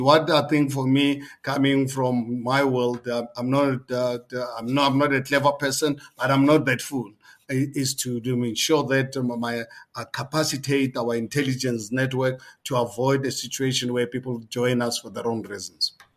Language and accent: English; South Africa; as a South African, 62 years of age. I lived more than half of my life under apartheid system.